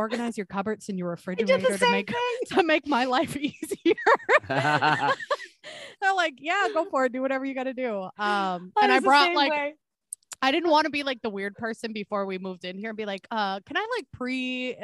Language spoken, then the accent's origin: English; Wisconsin, United States; now in Minnesota, United States; I'm originally from Wisconsin